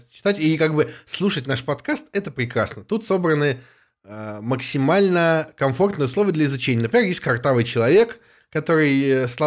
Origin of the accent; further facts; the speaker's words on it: Novgorod Oblast, Russia; Я был не из Новгорода, она была не из Новгорода, мы из разных там деревень в разных окрестностях.